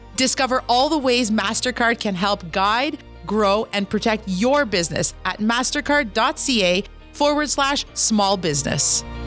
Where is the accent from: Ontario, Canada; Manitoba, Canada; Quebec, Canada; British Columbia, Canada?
Quebec, Canada; Kitigan Zibi; I'm an entrepreneur from Kittagon, Zeevi, and Anishinaabe